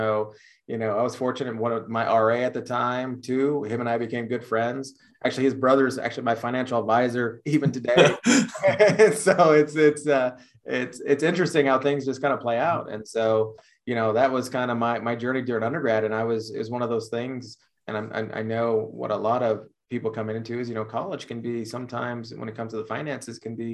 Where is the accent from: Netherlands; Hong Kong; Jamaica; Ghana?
Netherlands; English is a second language; also born or lived in Texas; here I am, this kid, born and raised in the Netherlands, coming from Texas